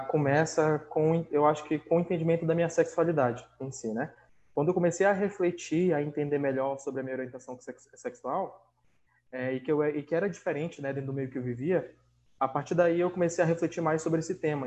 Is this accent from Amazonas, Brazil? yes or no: yes; Manaus, Amazonas, Brazil; sou de Manaus